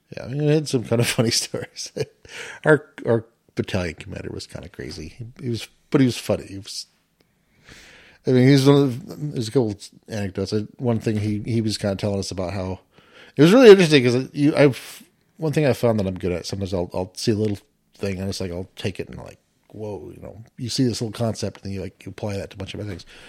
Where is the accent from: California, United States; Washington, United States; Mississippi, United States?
Washington, United States; moved away as an adult; grew up in Washington